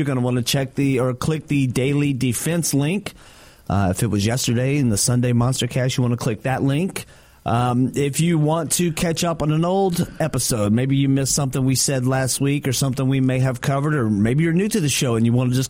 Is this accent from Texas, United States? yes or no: yes; North Texas, United States; There's like five cement plants here in North Texas that are around my hometown.